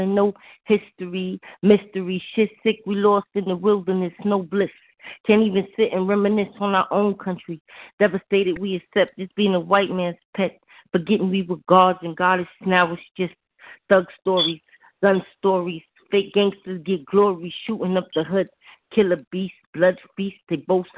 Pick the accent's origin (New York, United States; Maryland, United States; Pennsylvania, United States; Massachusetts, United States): New York, United States; I'm from New York